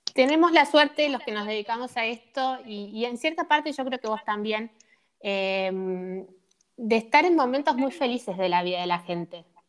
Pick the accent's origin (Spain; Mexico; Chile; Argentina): Argentina; San Francisco, Córdoba; nosotros somos de San Francisco